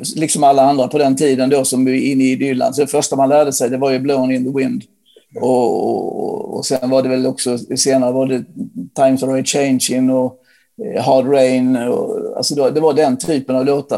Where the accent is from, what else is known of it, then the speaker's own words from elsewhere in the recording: Ronneby, Blekinge, Sweden; där jag bodde då, där jag växte upp i Ronneby